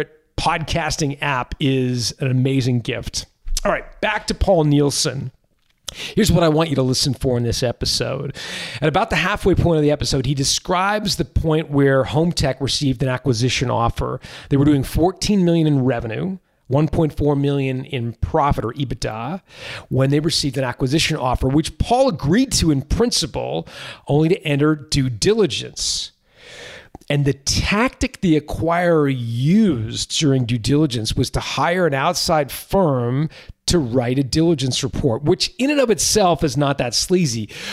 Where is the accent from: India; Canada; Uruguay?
Canada; Toronto, Ontario; my hometown of Toronto